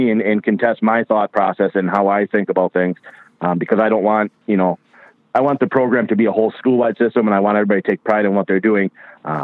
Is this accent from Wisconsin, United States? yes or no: yes; Westby, Wisconsin, United States; moved away as an adult; also born or lived in Stevens Point, Wisconsin; I grew up in Westby, Wisconsin, which is a town little town south of La Crosse, Wisconsin